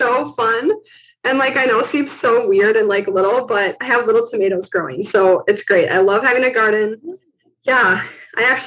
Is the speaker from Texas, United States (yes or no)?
no; Milwaukee, Wisconsin, United States; So I live in Milwaukee. I've always lived in Milwaukee, Wisconsin for like my whole life. I grew up in Wisconsin